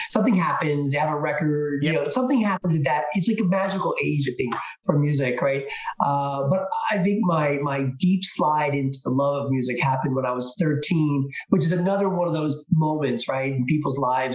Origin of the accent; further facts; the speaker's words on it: New Jersey, United States; Born and raised in New Jersey. Lived mostly in South Jersey.